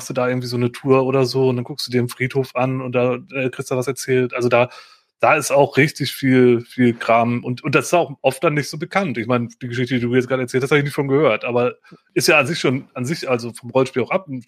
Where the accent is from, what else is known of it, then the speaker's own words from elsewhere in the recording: Aachen, North Rhine-Westphalia, Germany; ich komme hier aus Aachen, da ist ja auch mit dem Dom und der ganzen Historie.